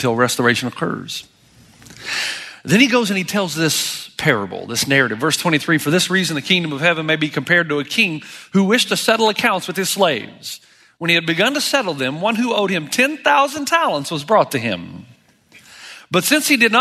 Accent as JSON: {"language": "English", "region": "Tennessee", "country": "United States", "tie": "born or raised there", "moved": "as an adult", "said": "I was born and raised in Tennessee. I hadn't lived there much since I was 18"}